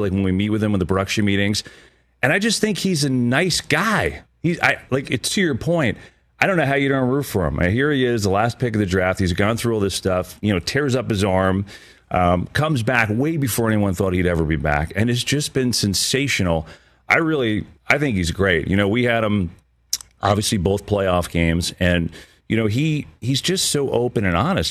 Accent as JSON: {"language": "English", "town": "Bloomfield", "region": "New Jersey", "country": "United States", "tie": "born or raised there", "said": "I grew up in North Jersey in a town called Bloomfield."}